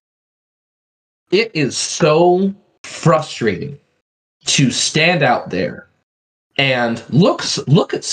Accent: Plumas County, California, United States; small areas like, you know, where we grew up in Plumas County

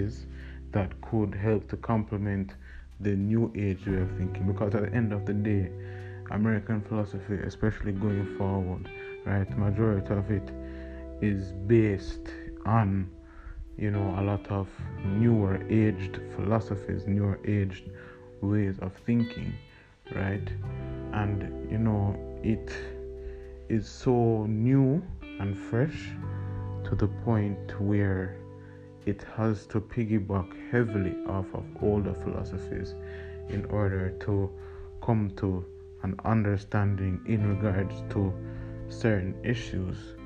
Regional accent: Jamaica; growing up in Jamaica

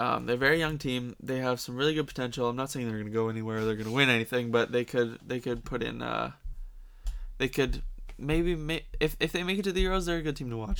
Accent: Canada; we're Canadian

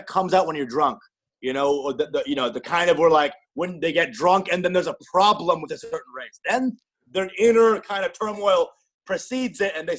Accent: Canada; born there; Actually, I'm an immigrant. Actually, I was born in Canada.

